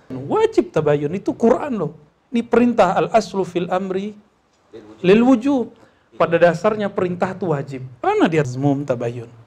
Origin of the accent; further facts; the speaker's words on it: West Sumatra, Indonesia; Kalau di kampung saya, di Sumatera Barat, di Minangkabau